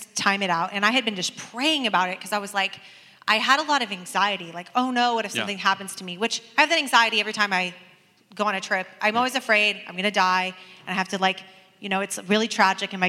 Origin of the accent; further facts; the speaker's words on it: Portland, United States; I grew up in Portland